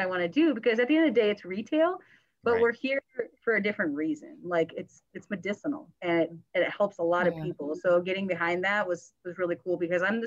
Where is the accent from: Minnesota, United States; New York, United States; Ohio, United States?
Ohio, United States; moved away as an adult; also born or lived in Las Vegas, Nevada; now in Reno, United States; I'm from Ohio